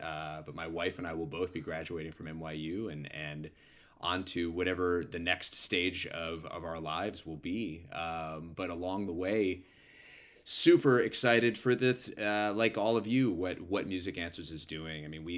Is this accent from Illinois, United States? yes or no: no; New York City, New York, United States; So playing in New York as a New Yorker on my birthday, I think is going to feel really fun.